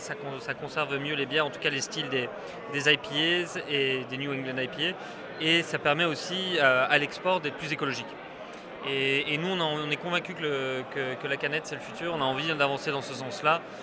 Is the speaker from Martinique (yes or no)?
no; Brussels, Brussels-Capital Region, Belgium; je suis bruxellois